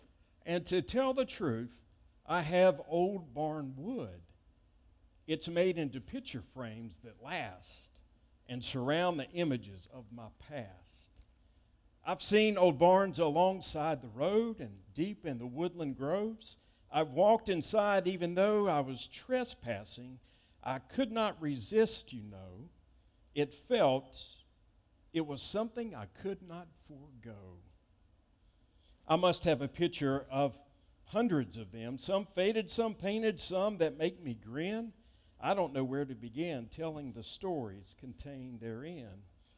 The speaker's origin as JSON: {"language": "English", "town": "East Point", "region": "Georgia", "country": "United States", "tie": "born or raised there", "said": "I remember seeing my great-grandmother's house when I was growing up in East Point, Georgia, near downtown Atlanta, now where the Atlanta-Hartsfield International Airport is."}